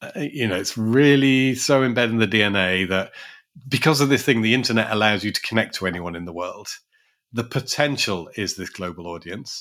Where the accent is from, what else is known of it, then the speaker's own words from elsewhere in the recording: London, United Kingdom; as a Londoner